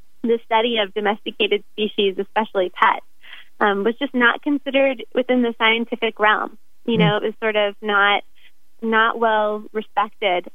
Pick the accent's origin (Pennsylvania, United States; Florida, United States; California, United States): Florida, United States; moved away as an adult; now in Oregon, United States; Originally, I'm from Florida